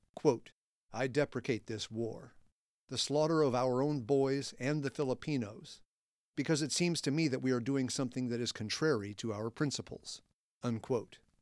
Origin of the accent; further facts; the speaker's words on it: Indiana, United States; my home state of Indiana